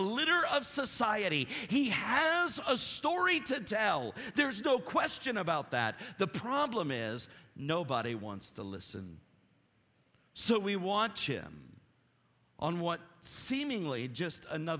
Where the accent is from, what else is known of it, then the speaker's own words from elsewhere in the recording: Appalachia, United States; I'm Appalachian, so I don't say Greek terms well